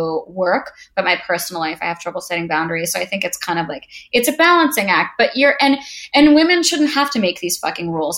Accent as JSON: {"language": "English", "region": "New York", "country": "United States", "said": "I am from New York"}